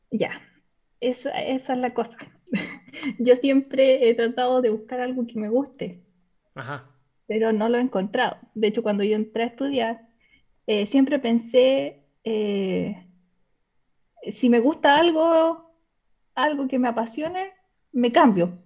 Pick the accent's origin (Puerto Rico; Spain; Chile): Chile; accent: chileno; Soy de Chile